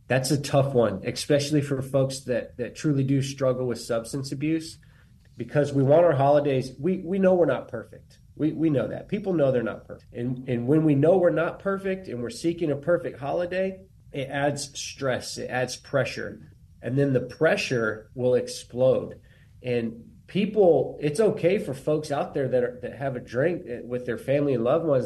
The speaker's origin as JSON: {"language": "English", "town": "Bandera", "region": "Texas", "country": "United States", "said": "I'm from Bandera, Texas, which is where the Warriors Heart, Texas location is"}